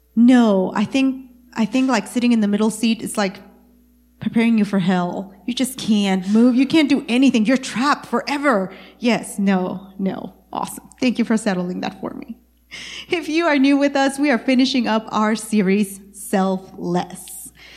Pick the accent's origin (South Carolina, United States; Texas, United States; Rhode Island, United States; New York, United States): Texas, United States; East; I am from East Texas